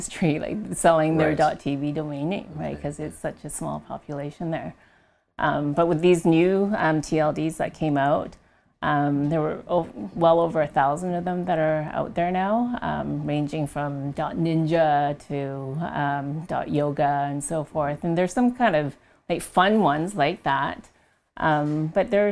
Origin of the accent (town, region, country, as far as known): Canada